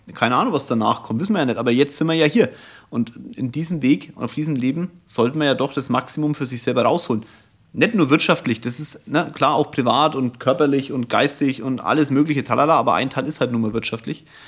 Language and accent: German; Franconia, Bavaria, Germany